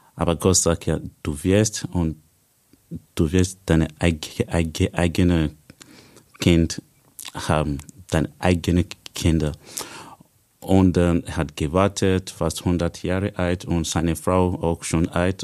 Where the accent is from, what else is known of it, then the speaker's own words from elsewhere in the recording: Nigeria; German is a second language; moved away as an adult; now in Austria; Ich komme ursprünglich aus Nigeria. Seit fünf Jahren bin ich hier in Österreich